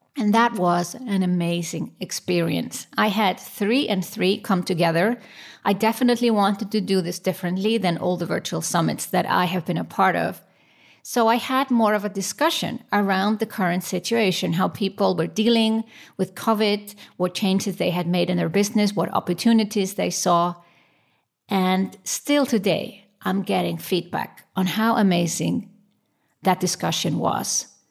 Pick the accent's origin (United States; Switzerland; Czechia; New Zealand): Switzerland; my home country, Switzerland.